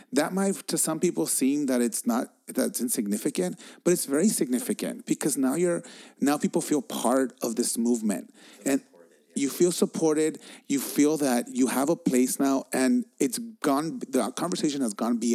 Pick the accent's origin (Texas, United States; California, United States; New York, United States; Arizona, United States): California, United States; Los Angeles; I was growing up in East LA.